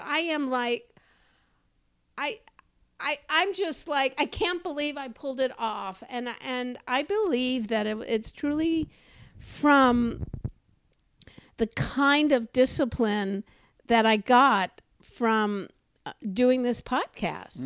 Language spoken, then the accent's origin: English; Los Angeles, California, United States; I grew up growing up in Los Angeles